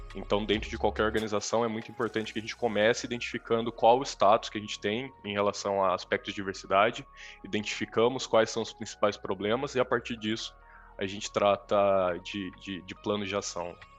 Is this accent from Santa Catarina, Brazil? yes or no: no; Campinas, São Paulo, Brazil; eu sou de Campinas, no interior de São Paulo